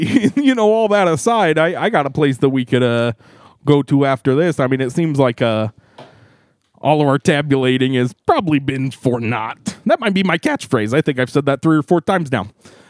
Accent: Chicago, Illinois, United States; there's delicious Lou Malnati's pizza in my hometown of Chicago. That's right, folks. It's not just the Midwest. I'm from Chicago town.

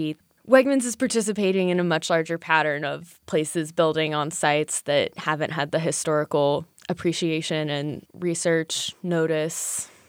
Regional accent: Fluvanna County, Virginia, United States; I'm from Fluvanna County, and which is east, southeast of Charlottesville.

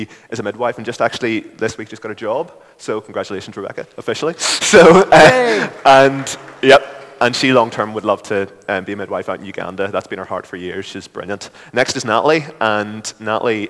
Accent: Lurgan, Northern Ireland, United Kingdom; accent: Lurgan; moved away as an adult; now in Belfast, United Kingdom; I'm from Lurgan originally, but I've lived up in Belfast since I went to university here at Queen's

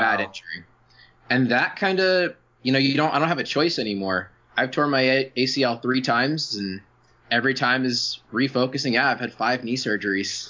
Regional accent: Baltimore, Maryland, United States; now in San Diego, United States; I grew up in Maryland

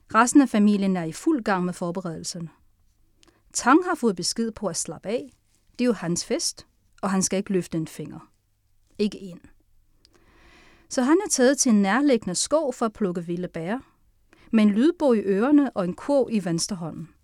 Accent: Sichuan, China; also born or lived in Tianjin, China; now in Denmark; Så halvdelen af min opvækst i Kina er i Sichuan, og halvdelen er i Tianjin.

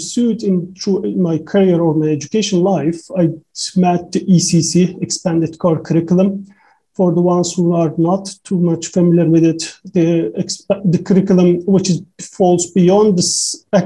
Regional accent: Turkey; English is a second language; moved away; my education journey back in Turkey, because I'm 36 years old, so most of I started schools maybe, yeah, like 30 years ago back in Turkey

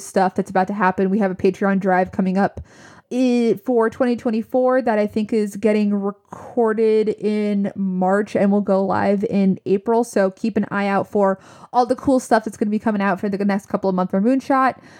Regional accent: New Jersey, United States; we're from Jersey.

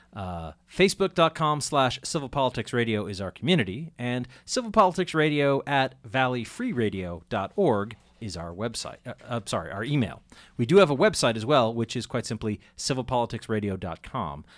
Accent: Andover, Massachusetts, United States; I grew up in Andover, which actually I, I don't know how it still handles things, but I grew up in Andover, and when I was a kid, you know, my parents would go to town meeting.

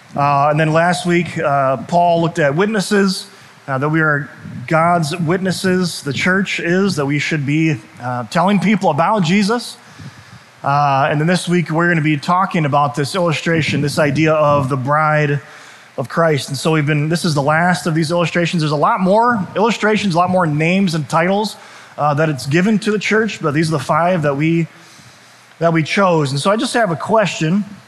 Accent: United States; I'm proud of being American. I love being an American.

